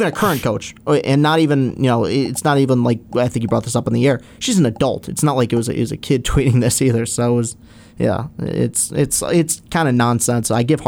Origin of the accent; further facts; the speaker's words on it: Lansing, Michigan, United States; I'm from Lansing